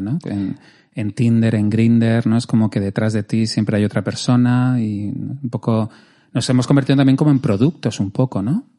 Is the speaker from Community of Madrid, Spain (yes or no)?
yes; Madrid, Community of Madrid, Spain; yo que soy madrileño